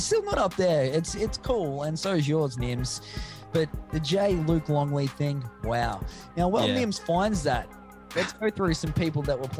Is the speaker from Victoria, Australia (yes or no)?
yes; Minyip, Victoria, Australia; back my hometown of Minyip.